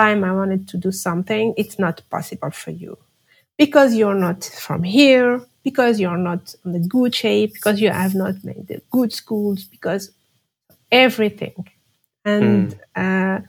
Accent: Algeria; English is a second language; moved away as an adult; now in France; I'm living in France right now, but I was born and raised in Algeria

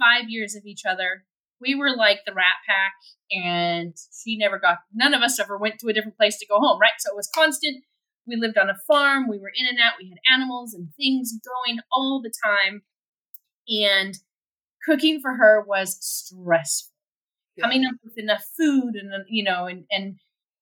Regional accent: United States; moved away as an adult; I'm still an American

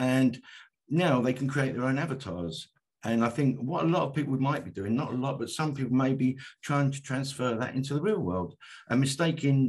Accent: London, United Kingdom; moved away as an adult; also born or lived in Mill Hill / Canada; now in Isle of Wight, United Kingdom; I come from the East End of London, Jack the Ripper country

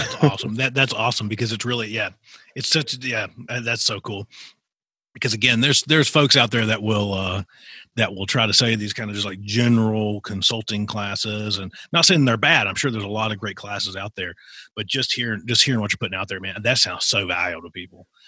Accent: Appalachia, United States; I grew up in Appalachia

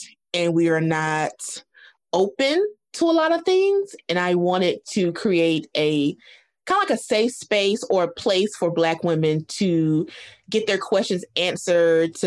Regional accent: the South, United States; I speak for Black women in the South because I'm from the South

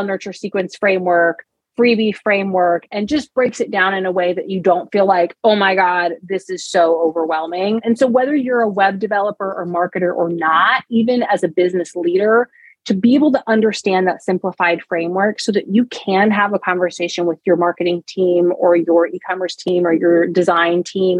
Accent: Southeast, United States; I'm from the Southeast in the United States

